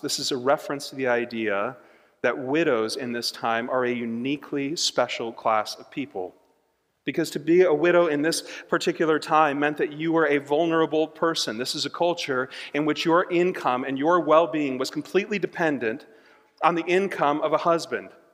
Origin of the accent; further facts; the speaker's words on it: United States; as an American